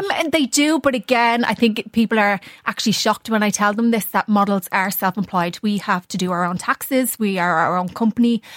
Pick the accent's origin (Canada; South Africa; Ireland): Ireland; being an Irish model